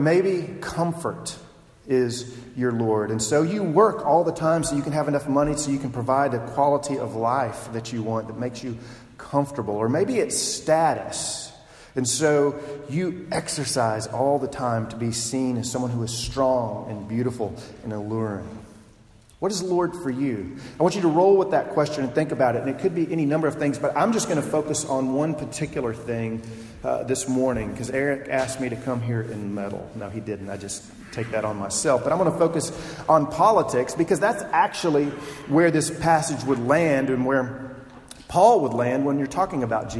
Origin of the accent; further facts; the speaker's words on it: Texas, United States; I'm from Texas. My grandfather's from Texas. I grew up there.